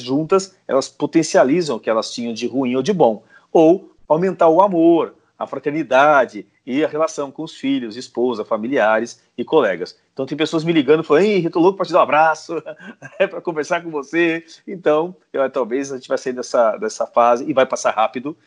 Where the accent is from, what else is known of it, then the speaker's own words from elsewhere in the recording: Brazil; somos nós, brasileiros, latinos